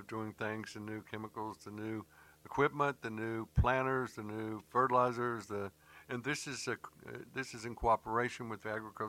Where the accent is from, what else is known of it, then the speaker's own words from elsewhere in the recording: Charlotte, North Carolina, United States; moved away as an adult; also born or lived in New York City; I grew up in Charlotte. I lived in New York City for 10 years in the 70s and the 80s, early 80s. And, went back to Charlotte, and my mother's family's from here.